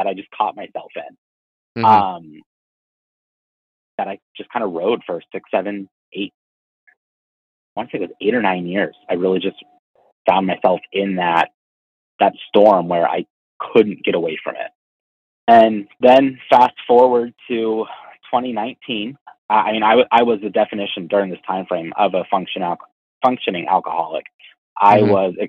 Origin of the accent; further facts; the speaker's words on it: Erie, Pennsylvania, United States; Growing up in Erie, we're kind of a medium-sized